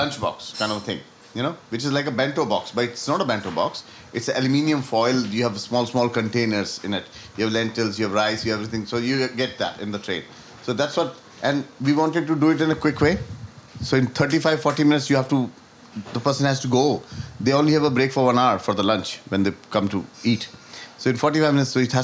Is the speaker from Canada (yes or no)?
no; Gwalior, Madhya Pradesh, India; now in Dublin, Ireland; they still have those shops in India, in Gwalior, in my hometown